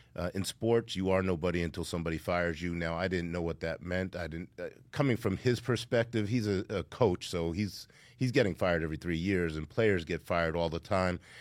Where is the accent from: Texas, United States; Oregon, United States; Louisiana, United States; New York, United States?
New York, United States; Yonkers; I grew up in Yonkers, New York during the crack epidemic